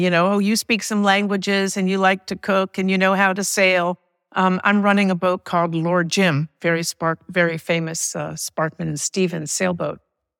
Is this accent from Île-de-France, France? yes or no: yes; Paris, Île-de-France, France; now in United States; We moved back to the United States after I was raised in Paris. So a very fantastic experience.